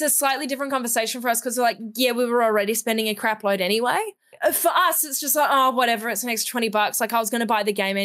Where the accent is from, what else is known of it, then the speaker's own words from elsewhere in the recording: Australia; now in New Zealand; So I'm an Australian